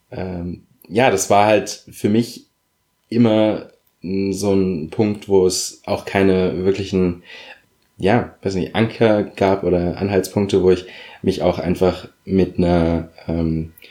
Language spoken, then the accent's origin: German; Berlin, Germany; Also sie ist ein Wessi, ich bin Wessi. Und ja, ich habe mich natürlich dadurch gerade in meiner Kindheit größtenteils als Berliner gefühlt